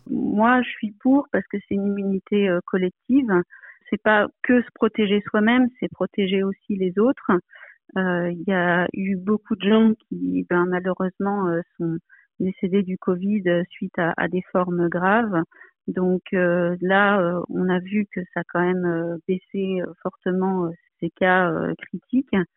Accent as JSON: {"language": "French", "region": "Provence-Alpes-Côte d'Azur", "country": "France", "tie": "born or raised there", "moved": "yes", "lives_now": "Paris, France", "said": "Je suis originaire de Provence et euh, où se trouve ma famille, mais j'habite à Paris pour des raisons professionnelles"}